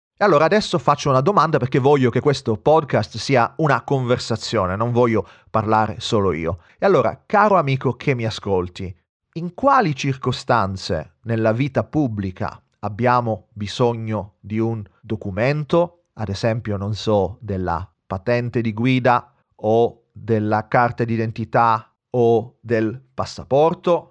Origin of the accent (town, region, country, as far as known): Sicily, Italy; moved away